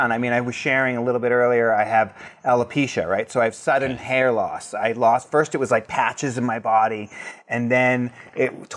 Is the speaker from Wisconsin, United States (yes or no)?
no; South Shore of Boston, Massachusetts, United States; now in Los Angeles, United States; I grew up on the South Shore of Boston, Massachusetts.